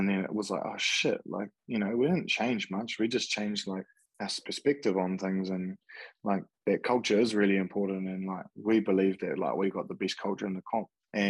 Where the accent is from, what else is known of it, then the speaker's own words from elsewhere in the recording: Ashburton, Canterbury, New Zealand; also born or lived in Timaru; So I was born in Timaru and I grew up in Ashburton. Went to Ashburton Borough, and that's where all my best mates were